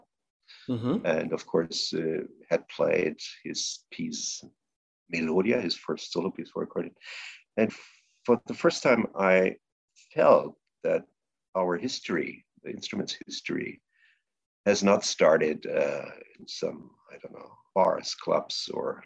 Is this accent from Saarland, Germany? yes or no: yes; close to Saarbrücken, Saarland, Germany; my hometown, close to Saarbrücken.